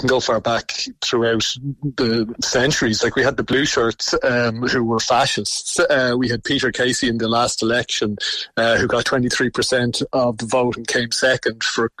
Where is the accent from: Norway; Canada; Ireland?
Ireland; Swords, Leinster; the town I grew up in Swords